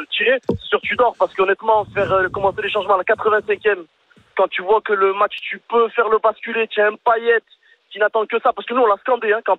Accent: Nîmes, Occitania, France; moi je suis de Nîmes moi

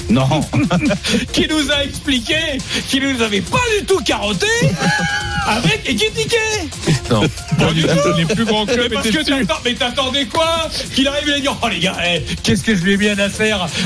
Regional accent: Marseille, Provence-Alpes-Côte d'Azur, France; vous, croyez, que je viens d'où moi Moi je viens de Marseille, gros. Moi je suis Marseillais, moi.

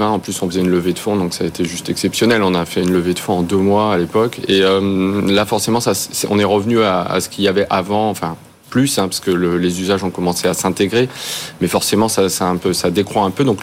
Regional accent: France; Nous, on est, on est français, on veut rester en France.

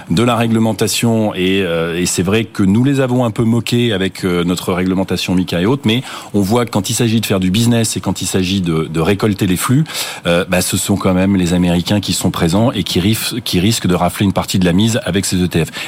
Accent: France; chez nous, en France, en Europe

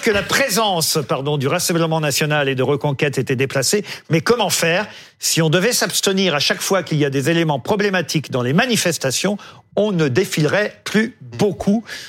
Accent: France; chez nous, en France

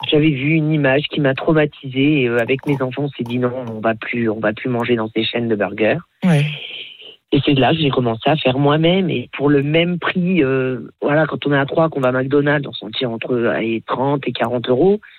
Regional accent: Auvergne-Rhône-Alpes, France; Je suis auvergnate, donc le fromage c'est important.

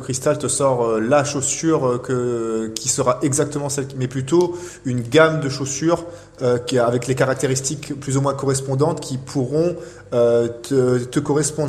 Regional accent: Réunion; now in Clermont-Ferrand, France; je viens de la Réunion

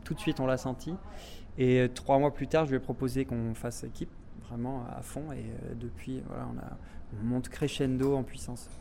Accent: Évian-les-Bains, Auvergne-Rhône-Alpes, France; also born or lived in Bordeaux / Toulouse; now in Monaco; je suis un Haut-Savoyard de souche. Je suis né à Évian-les-Bains. Toute ma famille habite encore là-bas

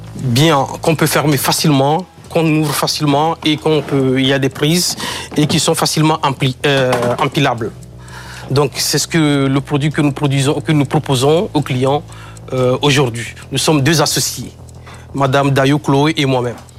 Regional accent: Kpalimé, Plateaux, Togo; je suis d'origine euh, togolaise. Et c'est le nom de ma ville natale, Cloto. En la région s'appelle Cloto. Je suis né à Palimé.

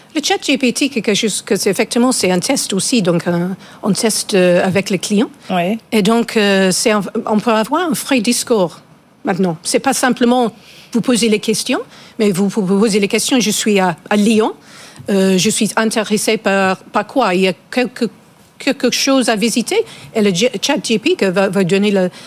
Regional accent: England, United Kingdom; French is a second language; now in France; Je suis anglaise avec nationalité française

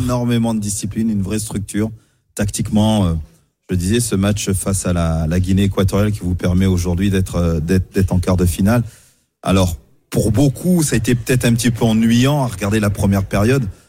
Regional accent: France; c'est quand même chez nous en France où on vient

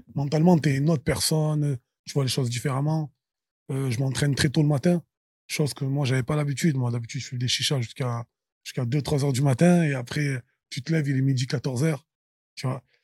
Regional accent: Marseille, Provence-Alpes-Côte d'Azur, France; Je suis Marseillais, je suis né à Marseille

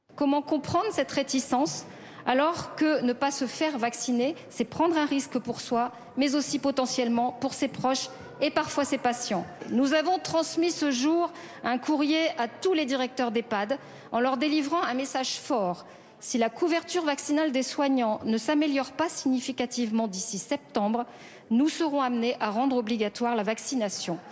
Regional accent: France; chez nous en France

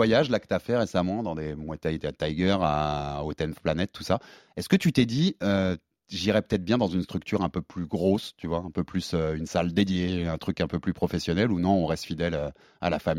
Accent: Tunisia; Pareil, quand on est tunisien, c'est pas trop facile de se déplacer.

